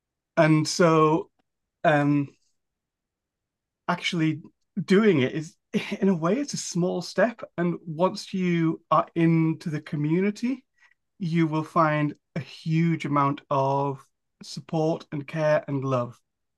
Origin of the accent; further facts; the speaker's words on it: Newcastle upon Tyne, North East England, United Kingdom; I don't have a very strong one. I'm from Newcastle upon Tyne, up in the northeast of England.